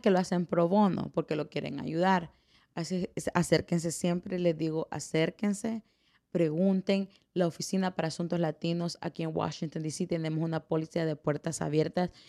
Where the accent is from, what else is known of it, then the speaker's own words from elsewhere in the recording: El Salvador; moved away; soy la primera salvadoreña que corre esta oficina